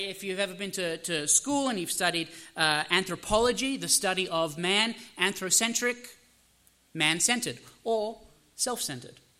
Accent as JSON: {"language": "English", "country": "Australia", "tie": "born or raised there", "moved": "yes", "lives_now": "United States", "said": "I am Australian by birth. I'm American by citizenship."}